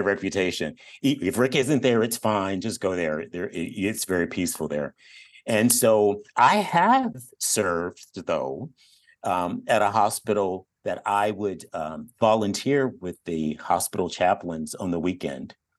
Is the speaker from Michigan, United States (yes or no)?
yes; Detroit, Michigan, United States; also born or lived in Eugene, Oregon; now in Sacramento, United States; I grew up in Detroit